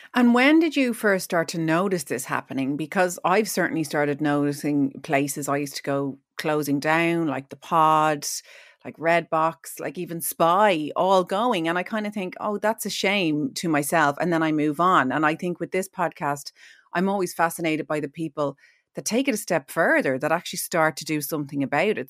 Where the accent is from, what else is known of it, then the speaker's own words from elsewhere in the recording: Ireland; we, as Irish people